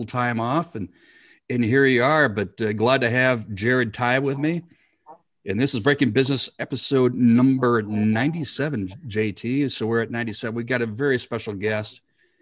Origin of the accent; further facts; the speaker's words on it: South Dakota, United States; moved away; I'm originally from South Dakota